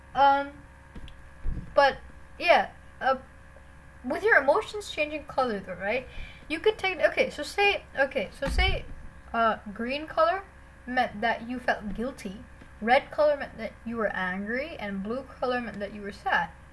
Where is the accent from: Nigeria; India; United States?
India; I'm an Indian